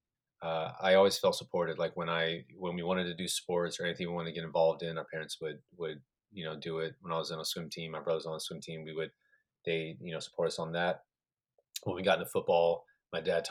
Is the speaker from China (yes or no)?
no; Colorado, United States; also born or lived in New Mexico; I was born in New Mexico, was there for a couple of years, then grew up in Colorado